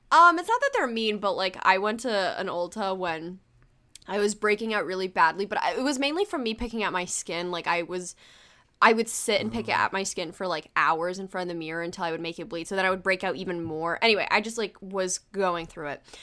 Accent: United States; English is a second language; I was born in America

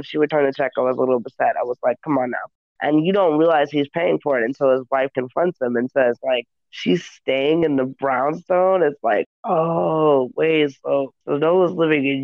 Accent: the South, United States; moved away; I grew up in the South, and so it took me a moment when I got back to the South as an adult

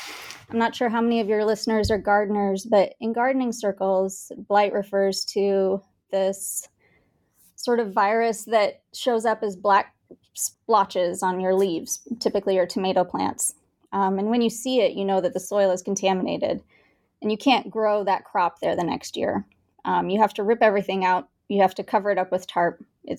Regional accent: Bangalore, Karnataka, India; now in United States; I was born and raised in India, in Bangalore, India. And when I moved to the States

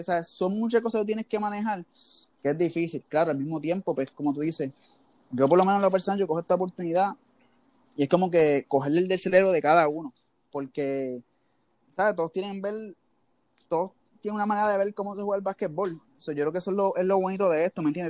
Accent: Levittown, Puerto Rico; yo soy de Levitown.

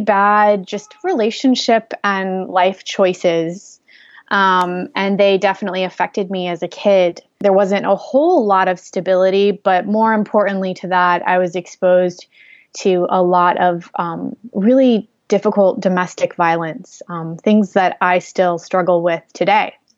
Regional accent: Bridgeport, Connecticut, United States; also born or lived in Fairfield, Connecticut; I was born in Fairfield, Connecticut, Bridgeport, Connecticut, actually, um, which is the southern tip of Connecticut, close to New York City

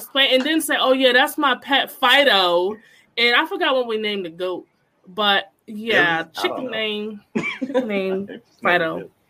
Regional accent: Connecticut, United States; also born or lived in North Carolina; I am from Connecticut. But I grew up in North Carolina as well for four years.

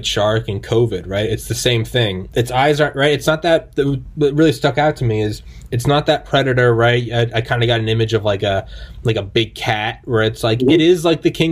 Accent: New England, United States; I am from New England

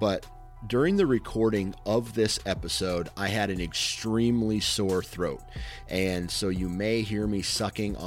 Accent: Mount Pleasant, Iowa, United States; I come from a town in Iowa

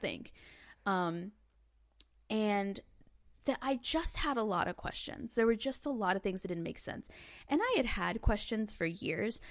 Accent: Northwest Arkansas, United States; I grew up in Northwest Arkansas.

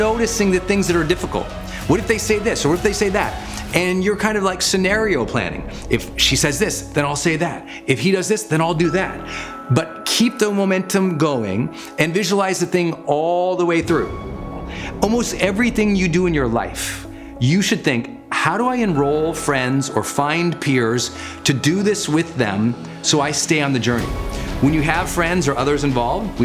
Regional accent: Montana, United States; born or raised there

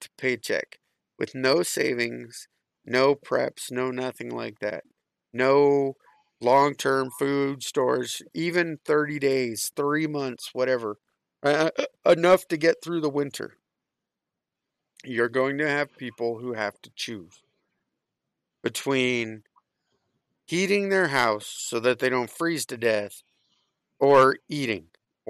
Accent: Florida, United States; It's cold. I grew up in South Florida.

